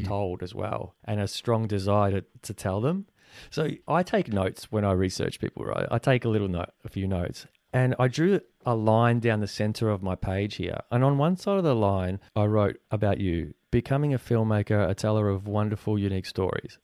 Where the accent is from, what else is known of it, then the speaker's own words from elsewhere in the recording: Australia; also born or lived in Venezuela; being born in Venezuela and coming here when I was four, I never fully felt one hundred percent Venezuelan 'cause I grew up here in Australia